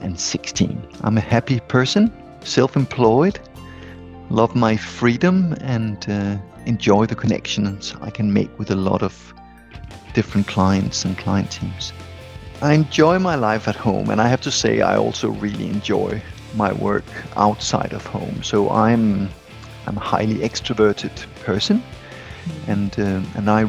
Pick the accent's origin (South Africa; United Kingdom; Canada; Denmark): Denmark; Copenhagen, Capital Region of Denmark; I grew up in Copenhagen, and I lived away from Copenhagen for 8 years as a young adult, and then I came back.